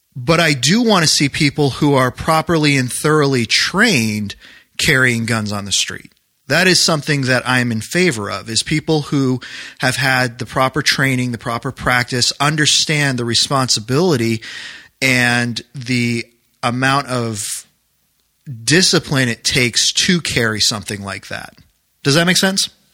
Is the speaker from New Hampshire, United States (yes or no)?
yes; New Hampshire, United States; now in Maryland, United States; I grew up in New Hampshire